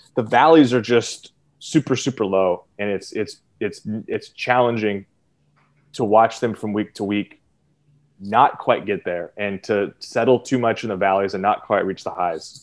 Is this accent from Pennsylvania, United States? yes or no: no; Eugene, Oregon, United States; I grew up in Eugene.